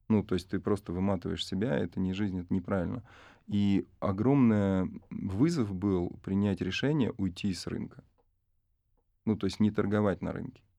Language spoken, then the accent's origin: Russian; Arsenyevo, Tula Oblast, Russia; я сам родом из Арсеньева, поселок небольшой.